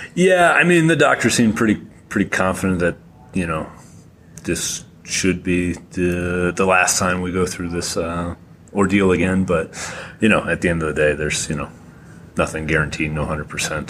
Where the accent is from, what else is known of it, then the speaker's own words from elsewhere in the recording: Massachusetts, United States; I'm from Massachusetts